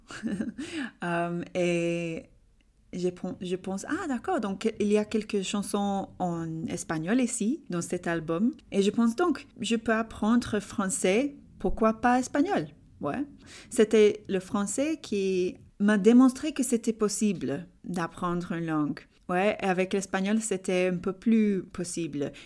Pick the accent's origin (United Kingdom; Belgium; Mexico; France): United Kingdom; England; French is a second language; je suis anglaise d'Angleterre